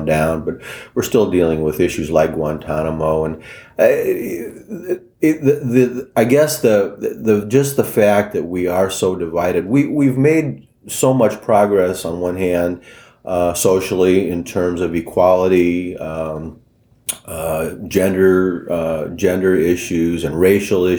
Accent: Mishawaka, Indiana, United States; grew up in Mishawaka. I knew a lot of the people, the neighborhoods

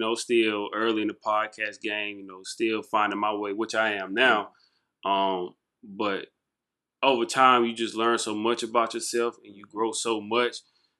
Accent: Jonesville, South Carolina, United States; I'm from Jonesville, South Carolina, man. Like, I'm proud of where I'm from.

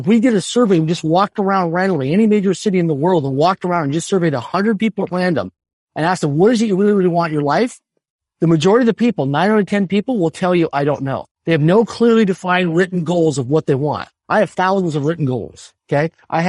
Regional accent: Swift Current, Saskatchewan, Canada; I grew up in Sub-Current, Saskatchewan, a city of less than 20,000 people in population. It wasn't a big city. It wasn't a major city.

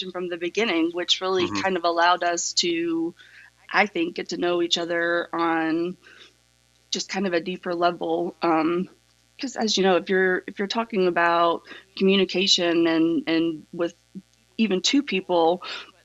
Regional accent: East Tennessee, United States; moved away as an adult; also born or lived in Boston; I grew up in the South in Tennessee.

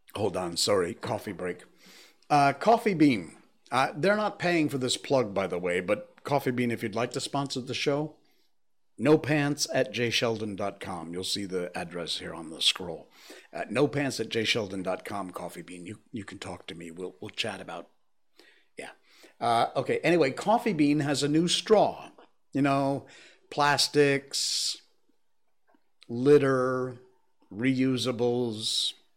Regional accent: Connecticut, United States; moved away; my home state

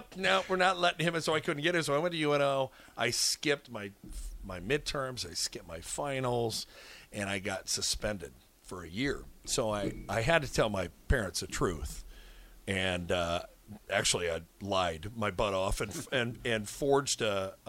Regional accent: Omaha, Nebraska, United States; I born and raised in Omaha

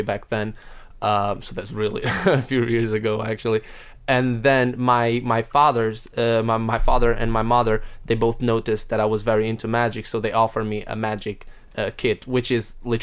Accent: Porto, Norte, Portugal; moved away as an adult; now in Wales, United Kingdom; my hometown, actually, because I'm from Porto, which is the north of Portugal.

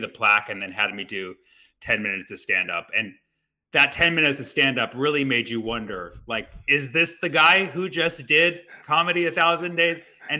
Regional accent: Oakland, California, United States; also born or lived in Los Angeles; I was born in Oakland. I grew up

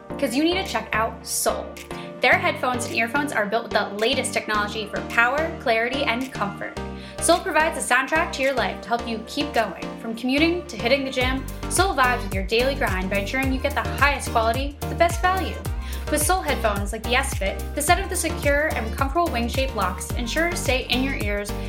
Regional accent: New York, United States; just being a New Yorker, I know so many iBankers

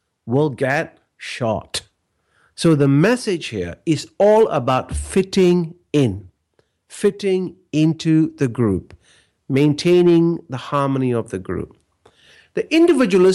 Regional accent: Malaysia; I grew up in Malaysia, and Malaysia is a collectivist culture

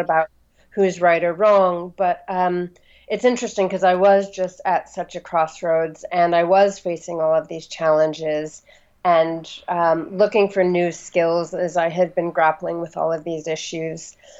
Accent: Los Angeles, California, United States; moved away as an adult; also born or lived in Santa Fe, New Mexico; now in London, United Kingdom; I uh, grew up on the west coast of the U.S um, first in Santa Fe, New Mexico until I was about eight, and then in Los Angeles

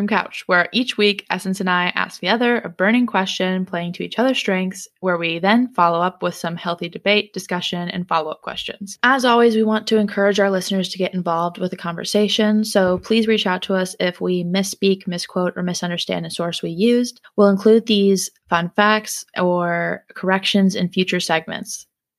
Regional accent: Raleigh, North Carolina, United States; born there; also born or lived in St. Louis / Jacksonville; because I was born in Raleigh and Jack was born in Durham.

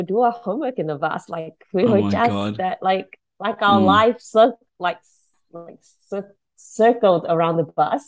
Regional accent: Malaysia; also born or lived in Singapore; now in New Zealand; I grew up in Malaysia

